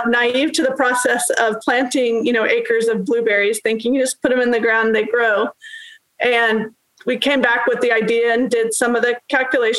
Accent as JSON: {"language": "English", "town": "Tulsa", "region": "Oklahoma", "country": "United States", "tie": "born or raised there", "said": "both from Midtown Tulsa, Tulsa area, and both attended Edison High School"}